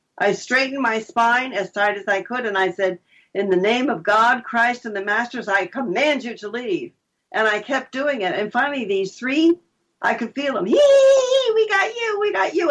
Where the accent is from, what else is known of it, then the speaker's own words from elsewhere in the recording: New Jersey, United States; moved away as an adult; also born or lived in Vermont; I was from New Jersey